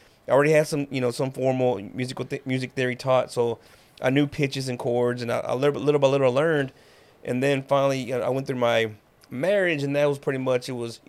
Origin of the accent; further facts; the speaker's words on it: Waco, Texas, United States; also born or lived in California; Born and raised in Waco, mm-hmm. Southside, you know, Gurley Avenue all the way.